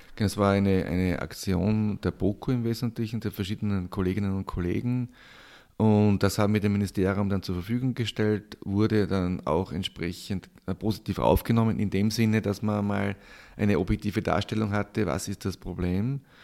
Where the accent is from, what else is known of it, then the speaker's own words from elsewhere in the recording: Styria, Austria; moved away; Ich komme ursprünglich aus der Steiermark, aus einem kleinen Ort, aus einer landwirtschaftlichen Familie